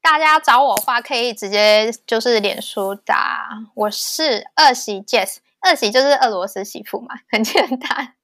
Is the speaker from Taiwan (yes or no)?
yes; Taiwan; moved away as an adult; now in Vancouver, Canada; 只有我一个台湾人